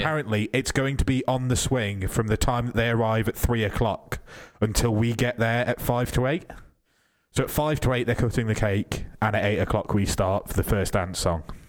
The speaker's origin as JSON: {"language": "English", "country": "Isle of Man", "said": "I'm from the Isle of Man"}